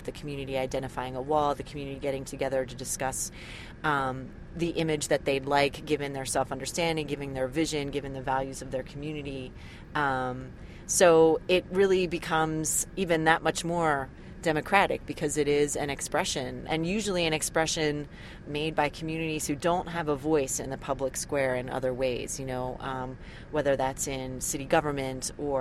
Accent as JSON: {"language": "English", "town": "Philadelphia", "region": "Pennsylvania", "country": "United States", "tie": "born or raised there", "said": "I grew up in Philadelphia"}